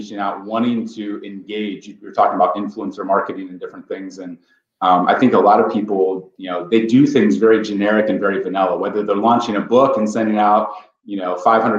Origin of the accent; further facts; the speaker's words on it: Ohio, United States; So I grew up in Ohio. I'm a farm boy, goat milk and farm kid from Ohio